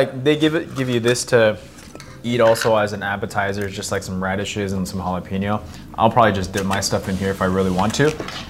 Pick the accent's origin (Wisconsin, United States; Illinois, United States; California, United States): California, United States; Los Angeles; also born or lived in Orange County, California; back to my hometown of K-Town